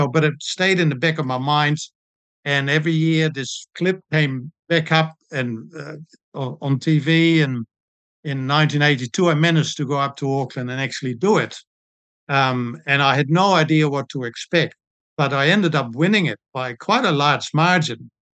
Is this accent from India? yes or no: no; Netherlands; moved away as an adult; also born or lived in Blenheim, New Zealand; now in Christchurch, New Zealand; I was a swimmer and water polo player when I grew up in Holland. When I came to New Zealand in 1978